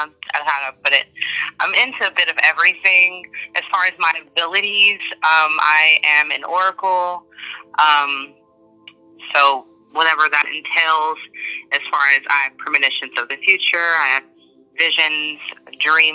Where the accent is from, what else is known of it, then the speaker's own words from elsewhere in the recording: Springfield, Illinois, United States; I live in the 217 in Springfield, the capital of Illinois. I love my hometown.